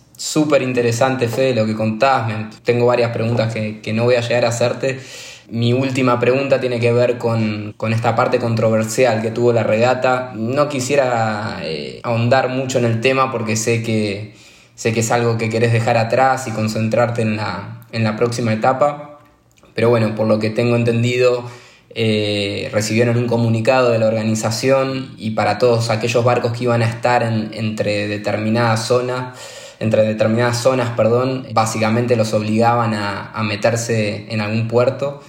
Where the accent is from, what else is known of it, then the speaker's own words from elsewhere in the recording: Argentina; como, argentino y, sudamericano